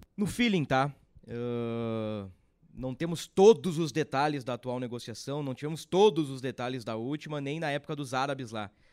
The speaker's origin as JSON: {"language": "Portuguese", "area": "Gaúcho", "region": "Rio Grande do Sul", "country": "Brazil", "said": "nós gaúchos, nós da região sul"}